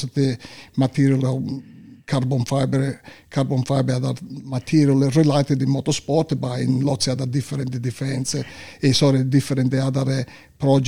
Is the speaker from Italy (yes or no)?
yes; Sicily, Italy; English is a second language; moved away as an adult; also born or lived in North Italy; now in Australia; As soon as I finished my high school, I moved in North Italy because I come from Sicily.